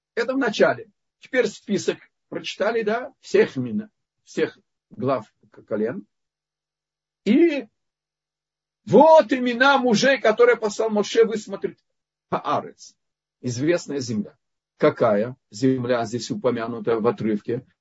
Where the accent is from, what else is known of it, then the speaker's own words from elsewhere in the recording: Lithuania; Я из Литвы